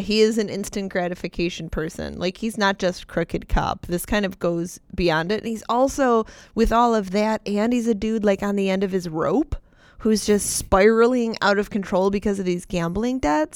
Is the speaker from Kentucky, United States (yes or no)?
no; West Seneca, New York, United States; I grew up in West Seneca.